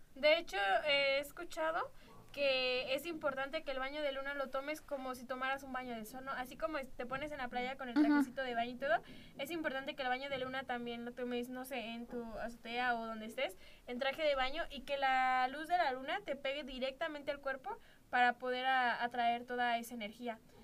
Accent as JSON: {"language": "Spanish", "town": "Celaya", "region": "Guanajuato", "country": "Mexico", "tie": "born or raised there", "said": "yo nací aquí en Celaya"}